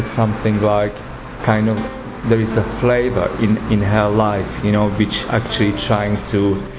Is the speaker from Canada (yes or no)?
no; Slovakia; moved away; I'm from Slovakia.